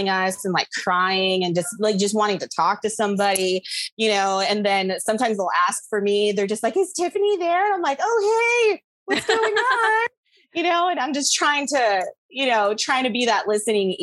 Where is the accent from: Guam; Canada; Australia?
Guam; moved away as an adult; now in United States; I grew up on Guam. I was there till I was 18. And when I first moved to the States